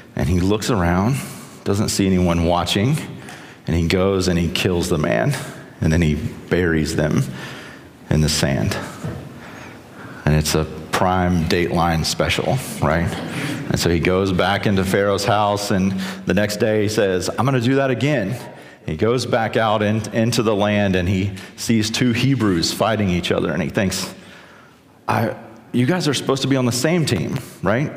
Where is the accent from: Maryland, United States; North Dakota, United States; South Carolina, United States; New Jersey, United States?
South Carolina, United States; I'm from South Carolina